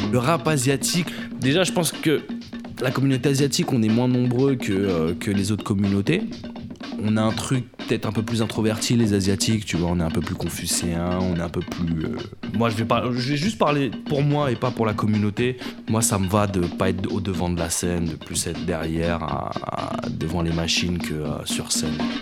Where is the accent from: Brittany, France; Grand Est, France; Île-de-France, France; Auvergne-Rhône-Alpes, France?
Île-de-France, France; Paris; also born or lived in Maisons-Alfort; je suis né à Paname